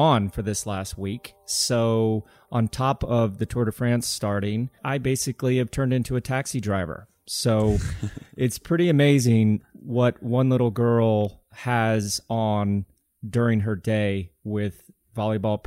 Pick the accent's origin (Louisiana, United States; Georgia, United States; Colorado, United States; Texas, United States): Colorado, United States; growing up in Colorado